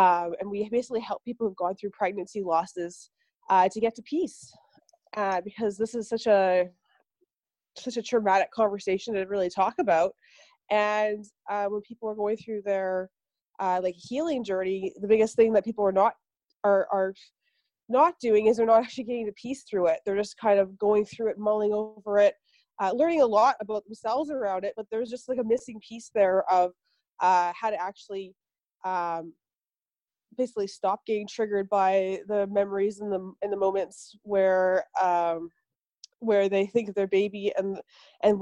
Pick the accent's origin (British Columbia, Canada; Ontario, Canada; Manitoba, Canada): British Columbia, Canada; Vancouver; I grew up in Canada, in Vancouver